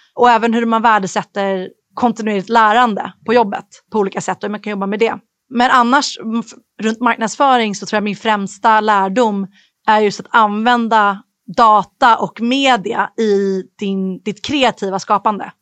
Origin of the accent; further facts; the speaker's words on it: Stockholm, Stockholm County, Sweden; moved away as an adult; also born or lived in Dublin, Ireland / United States; Jag flyttade ju från Sverige när jag var arton. Och när man är tonåring kanske man inte går runt och älskar sin hemstad